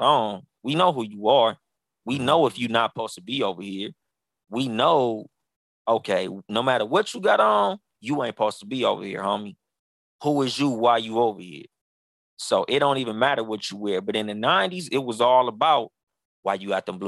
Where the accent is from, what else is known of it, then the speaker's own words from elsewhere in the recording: Pomona, California, United States; also born or lived in Compton, California; my mom moved me out of Compton to Pomona